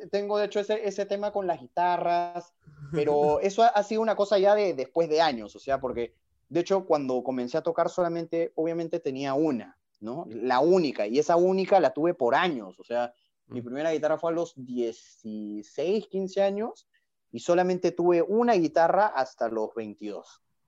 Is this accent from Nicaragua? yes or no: no; Peru; como buen, buen peruano